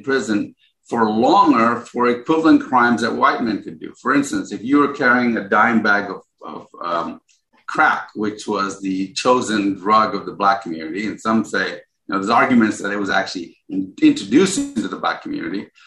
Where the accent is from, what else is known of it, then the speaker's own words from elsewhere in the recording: Ghana; now in United States; I was born in Ghana